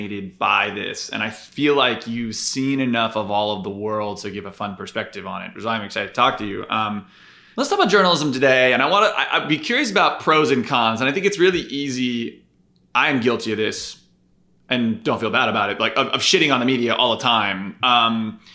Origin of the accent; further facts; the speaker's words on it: Connecticut, United States; I'm from Connecticut